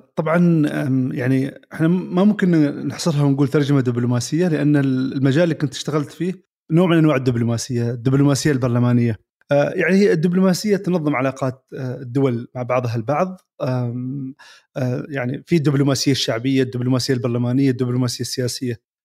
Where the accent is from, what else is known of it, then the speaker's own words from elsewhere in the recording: Oman; بلادنا عمان